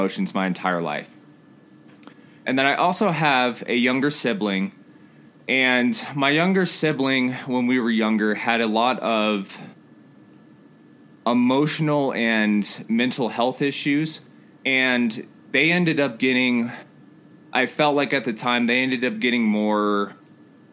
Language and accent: English; Colorado Springs, Colorado, United States; also born or lived in Denton, Texas; I grew up in Texas for about 3 years, and I moved to Colorado Springs